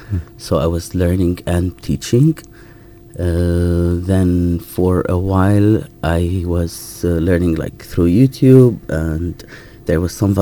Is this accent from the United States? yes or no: no; Jerusalem, Palestine; moved away as an adult; now in United Kingdom; But since I'm from Jerusalem, so all my documents are, like, an Israeli document, so it's just a little bit easier.